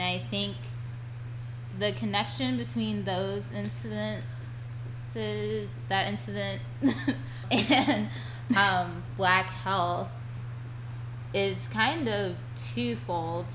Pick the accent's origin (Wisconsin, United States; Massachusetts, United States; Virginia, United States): Virginia, United States; I'm from Virginia